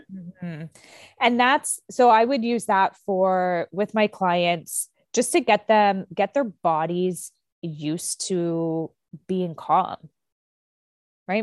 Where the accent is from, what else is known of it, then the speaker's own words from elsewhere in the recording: Canada; I'm Canadian